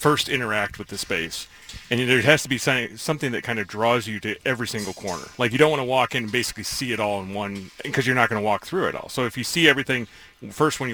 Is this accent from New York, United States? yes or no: yes; New York, United States; Phil Rizzuto and Bill White were like the songbirds of my soul, you know, growing up in New York.